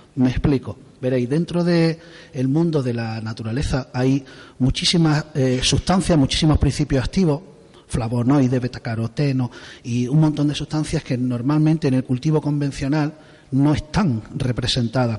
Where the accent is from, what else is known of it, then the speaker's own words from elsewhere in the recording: Torrox, Andalusia, Spain; soy de Torrox, soy de, del pueblo de aquí al lado